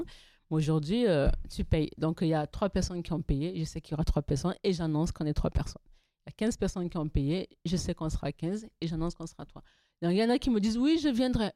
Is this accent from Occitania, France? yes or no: yes; Toulouse, Occitania, France; je suis toulousaine, je suis pas parisienne